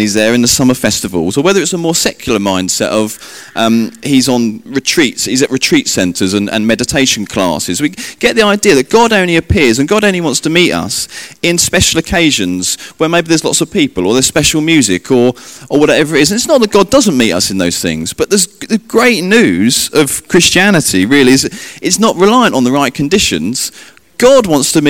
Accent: England, United Kingdom; me being English

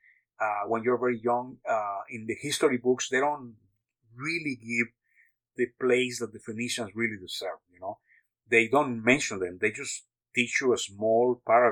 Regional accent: Mexico; also born or lived in United States / France; now in Texas, United States; I was born in Mexico and grew up half of my life in Mexico and the rest in the U.S.

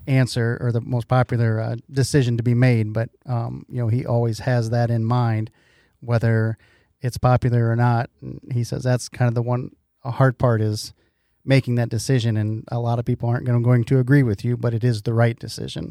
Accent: Iowa, United States; I'm from Iowa

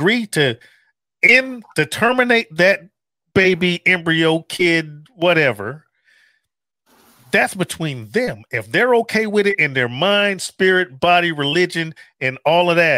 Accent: Chicago, Illinois, United States; I'm not African American. I'm from freaking the south side of Chicago

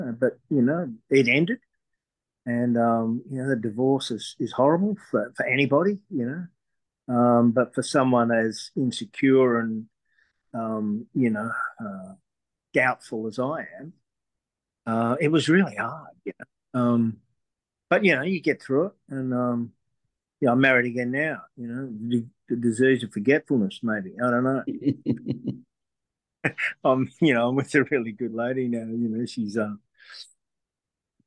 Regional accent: Sydney, New South Wales, Australia; I grew up on the North Shore of Sydney

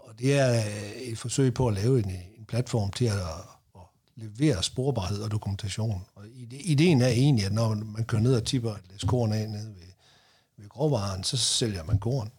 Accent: North Jutland, North Denmark Region, Denmark; Nu kommer jeg op fra Nordjylland

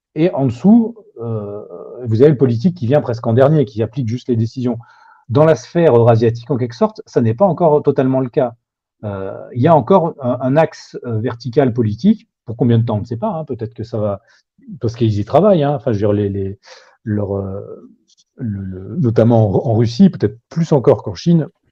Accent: France; en tant que Français

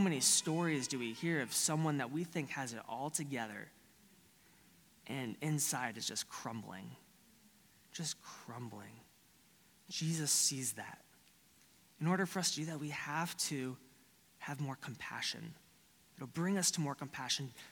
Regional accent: Florida, United States; Growing up in Florida is a lot like Texas.

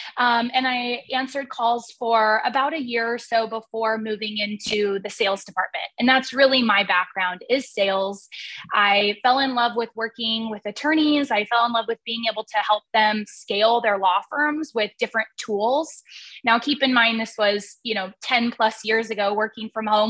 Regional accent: Portland, Oregon, United States; moved away as an adult; now in Boise, United States; I hail from the Portland, Oregon area originally.

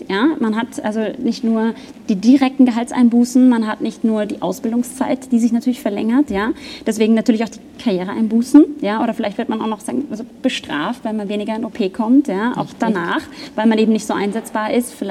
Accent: Germany; now in Austria; Ich komme aus Deutschland, da gibt es das auch nicht.

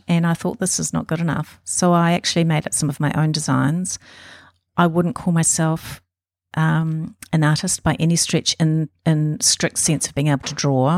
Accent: Auckland, New Zealand; I was born in Auckland

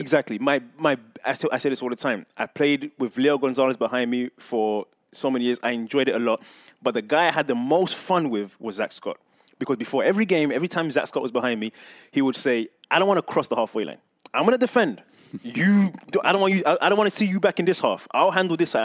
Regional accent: England, United Kingdom; moved away; I remember growing up in England and watching, being a big fan of Arsenal

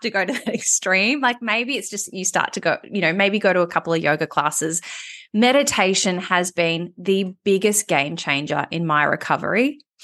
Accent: Melbourne, Victoria, Australia; moved away as an adult; also born or lived in Sydney; I moved back to Melbourne, which was my hometown, having been in Sydney for eight years

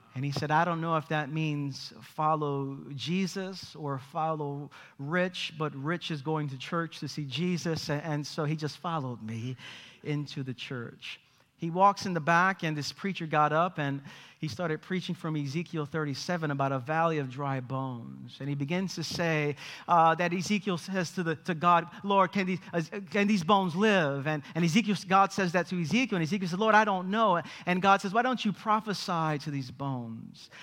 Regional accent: New York City, New York, United States; I grew up in East New York, Brooklyn.

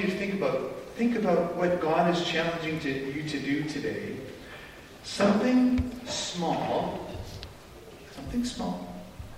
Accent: Canada; us as Canadian Christians

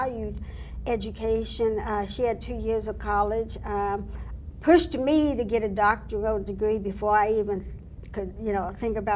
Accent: Columbus, Ohio, United States; I'm from Columbus, Ohio, born and raised in Columbus, Ohio

